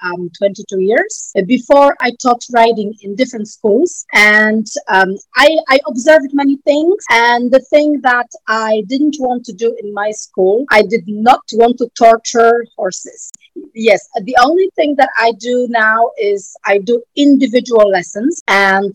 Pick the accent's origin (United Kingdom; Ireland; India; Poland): Poland; I'm from Poland.